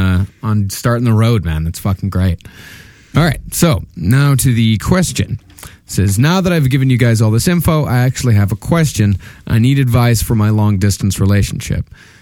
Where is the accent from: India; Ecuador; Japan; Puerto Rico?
Puerto Rico; now in United States; I was bullied in school till I moved to the States. I'm originally from Puerto Rico